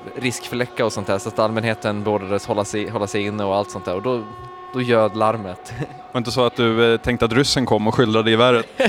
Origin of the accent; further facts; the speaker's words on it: Borlänge, Dalarna County, Sweden; Borlänge där jag kommer ifrån.